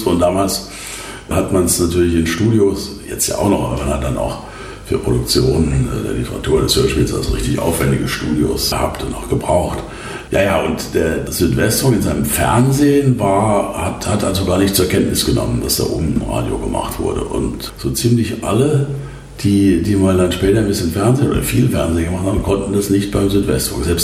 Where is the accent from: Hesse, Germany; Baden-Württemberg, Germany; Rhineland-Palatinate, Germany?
Rhineland-Palatinate, Germany; Kaiserslautern; moved away as an adult; also born or lived in Baden-Baden; war dann im Stadtrat von, von Kaiserslautern, meiner Heimatstadt. Bin dann nach Baden-Baden und damit war der Stadtrat ja auch äh, weg.